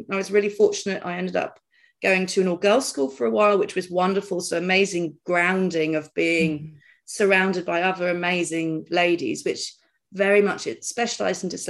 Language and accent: English; Dartmoor, South West England, United Kingdom; so I guess I was born and brought up on Dartmoor